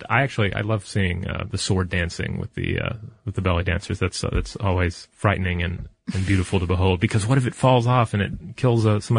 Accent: Chicago, Illinois, United States; about as far from my home as possible since uh, I'm from Chicago.

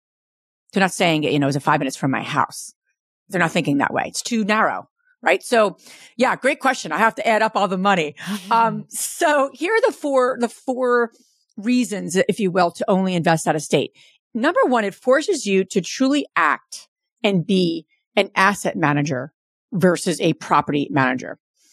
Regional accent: New Jersey, United States; born and raised in New Jersey, Jersey girl.

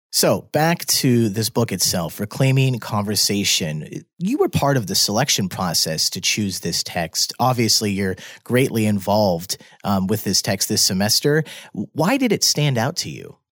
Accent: Midwest, United States; moved away; I'm from the Midwest

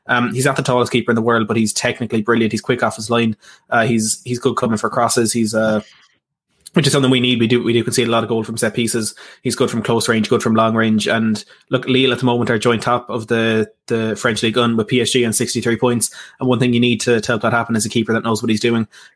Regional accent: Ireland; I'm Irish

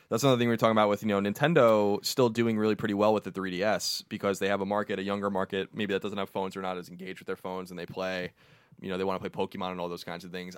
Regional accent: New York, United States; I'm from New York

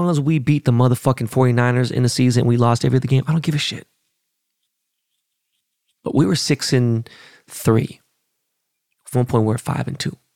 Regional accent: Seattle, Washington, United States; I was born and raised in Seattle.

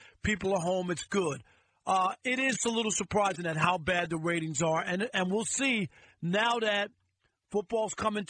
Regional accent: New York City, New York, United States; I grew up in New York when only Manhattan had cable and the other four boroughs didn't.

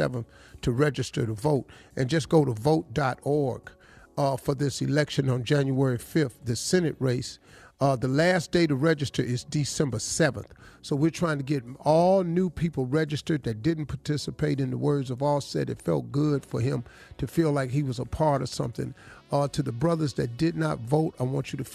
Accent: Cleveland, Ohio, United States; I'm from Cleveland

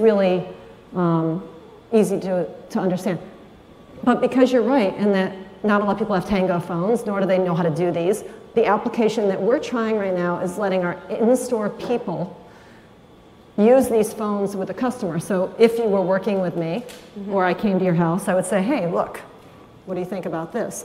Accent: Marin, California, United States; my hometown, Marin

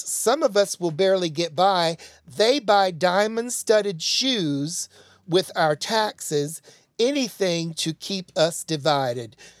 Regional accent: Tennessee, United States; I sound like Marsha Blackburn, and I am from Tennessee

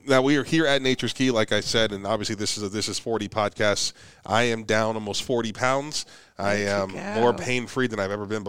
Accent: Youngstown, Ohio, United States; now in Oklahoma, United States; I'm from Ohio.

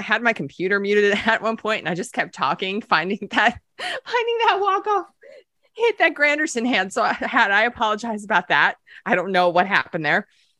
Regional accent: New Jersey, United States; we're both from New Jersey, too.

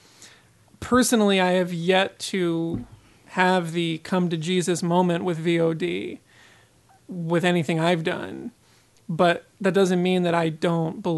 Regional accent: Philadelphia, Pennsylvania, United States; growing up in Philadelphia

